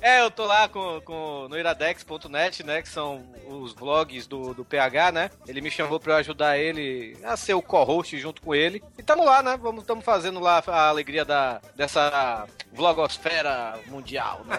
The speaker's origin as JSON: {"language": "Portuguese", "town": "Salvador", "region": "Bahia", "country": "Brazil", "moved": "as an adult", "lives_now": "Fortaleza, Brazil", "said": "eu sou baiano, sou lá de Salvador"}